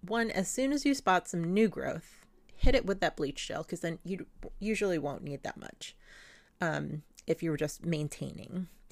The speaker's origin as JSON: {"language": "English", "country": "Philippines", "tie": "born or raised there", "moved": "yes", "said": "the old system I grew up with in the Philippines"}